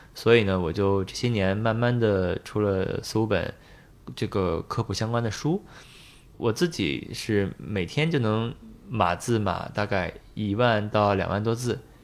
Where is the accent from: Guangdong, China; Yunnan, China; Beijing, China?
Beijing, China; moved away as an adult; now in Shanghai, China; 后面我是在北京肿瘤医院工作了，有从一四年到二零年工作了六年